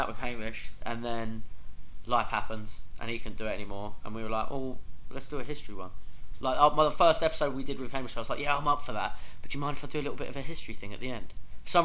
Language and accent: English; Medway, South East England, United Kingdom; we're all from Medway